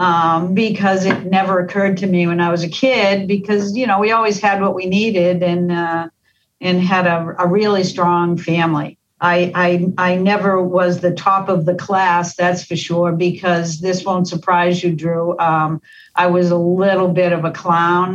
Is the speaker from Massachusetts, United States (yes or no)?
yes; Boston, Massachusetts, United States; accent: Boston; I grew up in the Boston area. Most of my family were from Dorchester, which is what accounts for my accent.